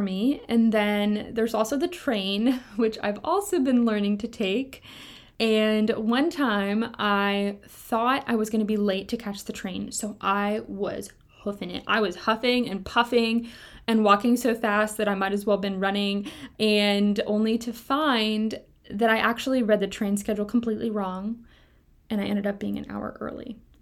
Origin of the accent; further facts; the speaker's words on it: Kentucky, United States; moved away; I grew up in Kentucky